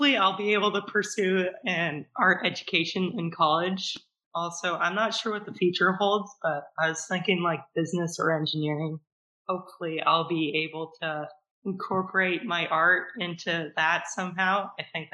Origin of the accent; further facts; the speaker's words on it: Juneau, Alaska, United States; I was born and raised in Juneau, Alaska, and I have lived there all my life